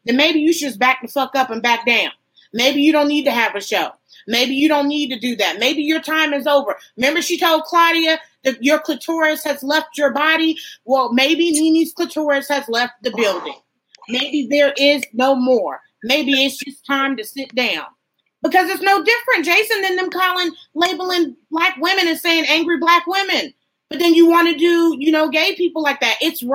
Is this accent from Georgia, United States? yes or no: yes; Athens, Georgia, United States; I'm from Athens.